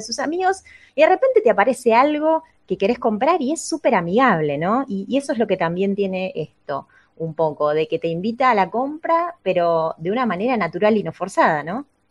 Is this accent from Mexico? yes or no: no; Argentina